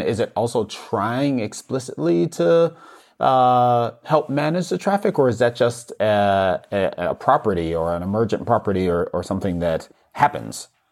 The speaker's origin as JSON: {"language": "English", "region": "New York", "country": "United States", "moved": "yes", "said": "I'm originally from New York"}